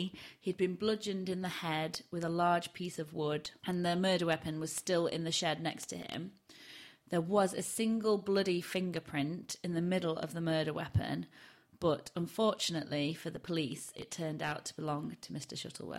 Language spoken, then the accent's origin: English; Barnsley, Yorkshire and the Humber, United Kingdom; accent: Yorkshire; I used to have a really broad Barnsley accent and I can't replicate it anymore.